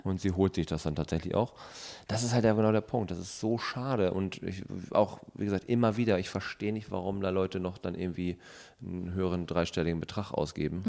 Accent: North Rhine-Westphalia, Germany; ich komme aus, äh, ähm, aus Ostwestfalen

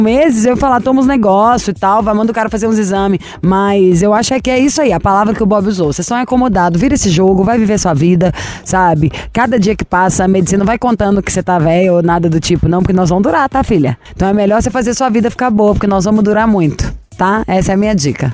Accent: Brazil; eu sou brasileira

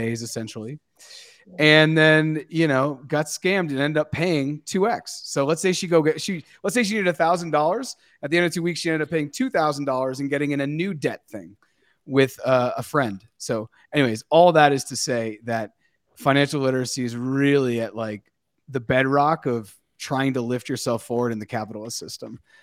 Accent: United States; Growing up in the United States in the nineties, raised by parents who were raised by their parents

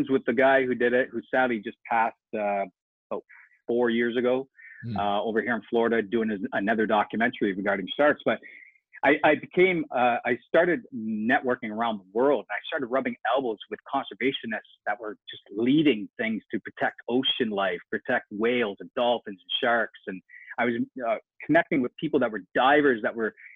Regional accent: Canada; I grew up in a low-income government area up in Canada

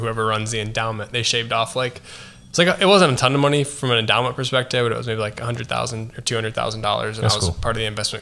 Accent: Northwest Illinois, United States; moved away as an adult; also born or lived in Platteville, Wisconsin; now in Nashville, United States; I'm from Northwest Illinois

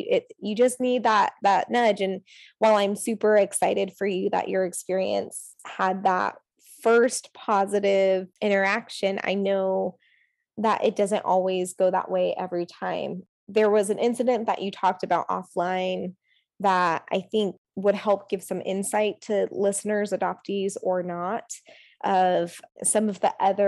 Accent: South Korea; positive affirmation and emotions associated with the fact that I am from Asia, specifically South Korea.

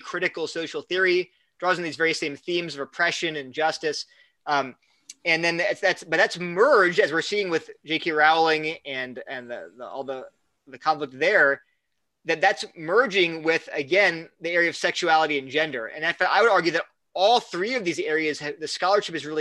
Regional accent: United States; now in North Carolina, United States; I love being an American

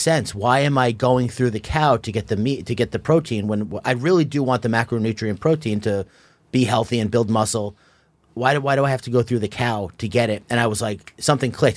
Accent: Long Island, New York, United States; I was born and raised in Long Island

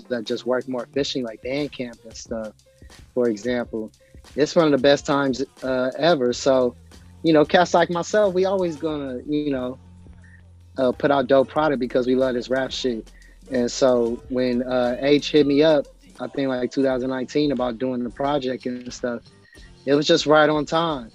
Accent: Los Angeles, California, United States; I'm from South Central Inglewood and all that. And just, you know

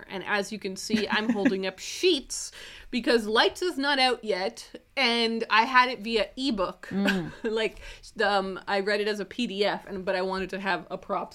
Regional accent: Southern Ontario, Canada; I grew up in Southern Ontario, so you could take a bus to New York

